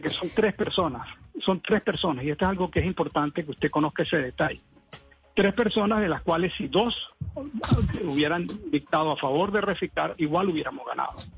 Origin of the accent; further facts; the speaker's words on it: Venezuela; moved away as an adult; now in Colombia; soy venezolano, vine con muchas esperanzas y alegrías de poder trabajar